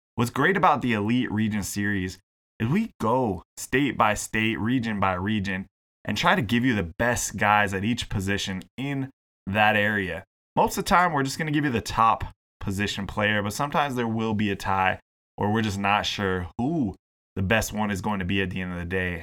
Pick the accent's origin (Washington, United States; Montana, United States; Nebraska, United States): Washington, United States; Seattle; moved away as an adult; now in British Columbia, Canada; my hometown is the Seattle area. My home region is the Pacific Northwest.